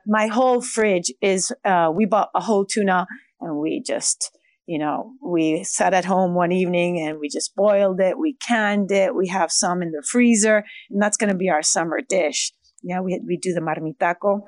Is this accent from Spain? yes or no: yes; Basque Country, Spain; Basque Country. We, we are a little bit different. We're in the north, um, um, we are the Germans from Spain